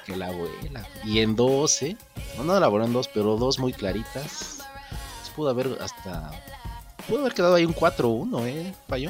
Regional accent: Mexico

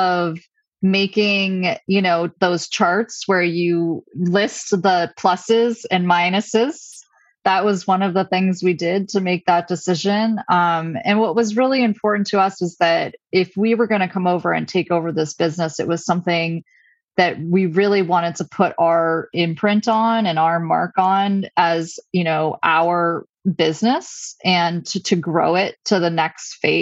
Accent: Stowe, Vermont, United States; moved away; build a different kind of life back in my hometown

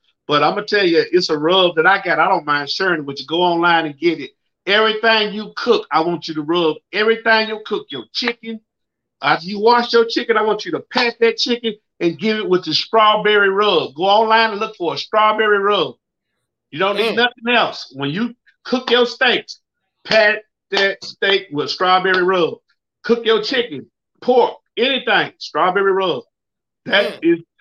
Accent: the South, United States; I'm from the South.

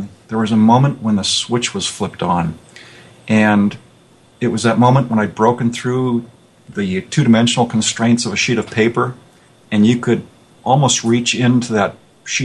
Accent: Los Angeles, California, United States; I was born in San Fernando Valley, out here in California, and raised there. And today I live about 40 miles away, so I've never really left the area.

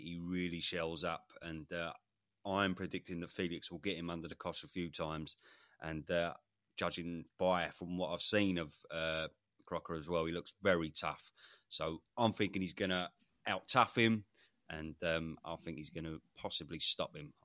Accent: United Kingdom; as a Brit

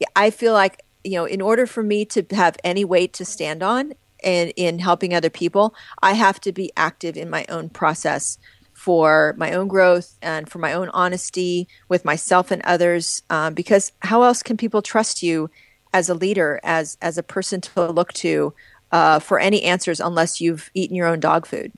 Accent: Midwest, United States; growing up in the Midwest, in the US

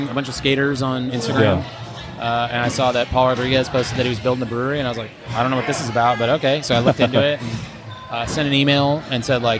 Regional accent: San Clemente, California, United States; also born or lived in San Diego; I got a summer job at Pete's Port in San Clemente, my hometown.

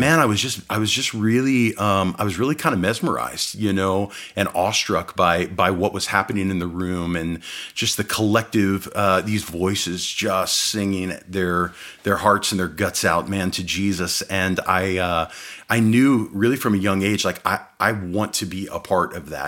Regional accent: Phoenix, Arizona, United States; also born or lived in Midwest, United States; as we moved from the Midwest out here to Phoenix

